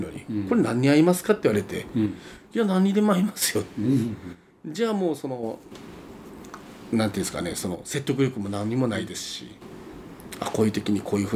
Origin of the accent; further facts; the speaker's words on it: Itoshima, Fukuoka, Japan; 僕がそのずっとこの船越なんですよ。